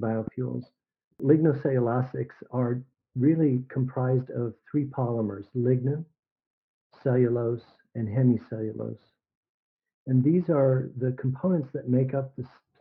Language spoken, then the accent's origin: English; Arizona, United States; moved away; also born or lived in Mississippi / Texas / North Dakota / California; I grew up in Arizona